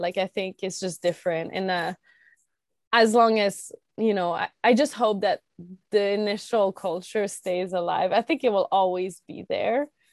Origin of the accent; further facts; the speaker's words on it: Quebec, Canada; I grew up in Quebec and, uh, in the countryside, like very rural area, um, northeast of Quebec City, about an hour and a half.